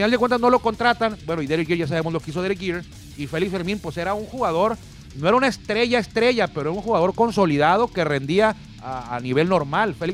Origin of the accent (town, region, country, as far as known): Mexico